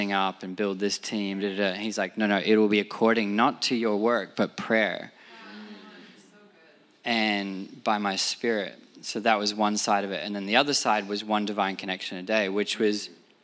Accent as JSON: {"language": "English", "town": "Sydney", "region": "New South Wales", "country": "Australia", "moved": "as an adult", "lives_now": "New York, United States", "said": "we come from Sydney, Australia"}